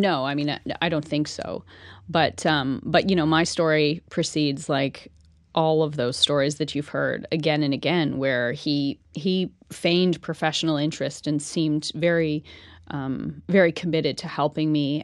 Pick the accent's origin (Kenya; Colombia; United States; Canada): Canada; Ormstown, Quebec; accent: Canadian; moved away as an adult; I'm, I'm from Ormstown. I'm, I'm a small town girl